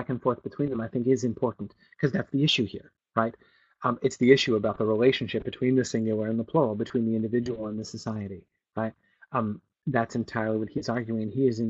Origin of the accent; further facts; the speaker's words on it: New England, United States; at least I consider myself from New England. I've lived here. I moved here when I was 10, and now I'm back again.